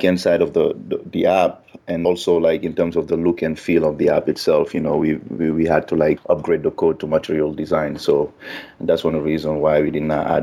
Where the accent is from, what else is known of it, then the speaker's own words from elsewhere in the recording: Guinea; now in United States; I'm originally from Guinea